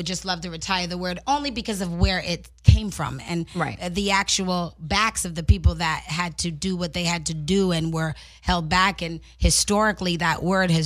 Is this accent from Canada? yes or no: yes; Canada; I'm Canadian